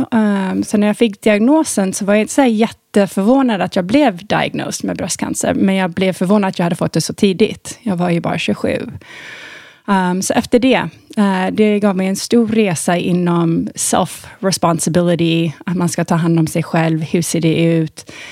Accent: Thailand; Jag eh, hade ju väldigt eh, severe astma när jag var liten i Thailand

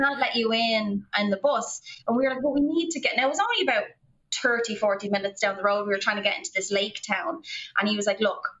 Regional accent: Ireland; moved away; we would say Ireland

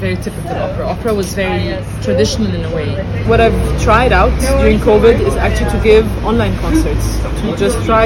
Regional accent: Alexandria, Alexandria Governorate, Egypt; It all started in Alexandria in Egypt. You know, I'm Egyptian. I was born and raised there

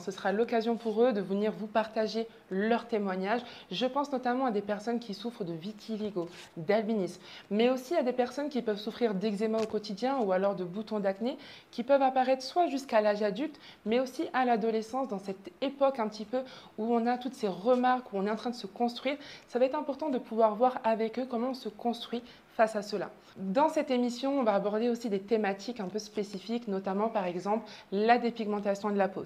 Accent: southern France, France; moved away as an adult; now in Martinique, France; je suis née en Martinique, mais j'ai fait toute ma scolarité, j'ai grandi dans le sud de la France

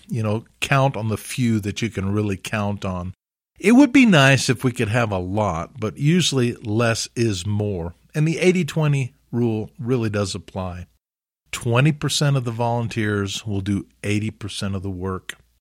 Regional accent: Alabama, United States; I grew up in Alabama

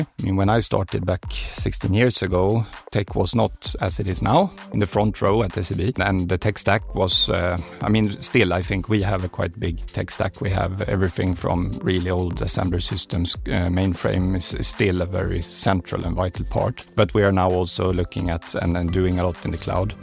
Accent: Kalmar County, Sweden; moved away; our vacation home in uh, southern Sweden at Öland, uh, where I also come from.

